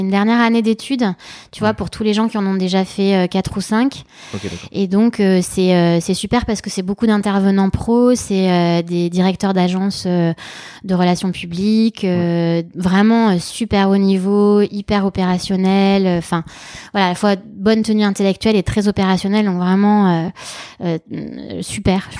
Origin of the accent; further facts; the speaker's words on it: Germany; moved away; also born or lived in Madrid, Spain; je suis née en Allemagne, mais ma famille est d'origine espagnole.